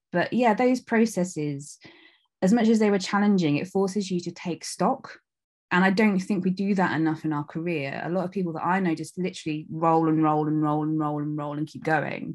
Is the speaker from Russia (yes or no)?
no; North Devon, South West England, United Kingdom; moved away as an adult; also born or lived in Leeds; I'm from North Devon. I was born in North Devon and I lived there up until, like, my mid to late twenties